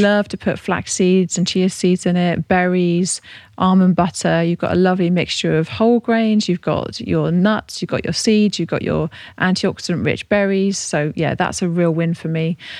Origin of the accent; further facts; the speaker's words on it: Devon, South West England, United Kingdom; now in Buckinghamshire, United Kingdom; I'm from Devon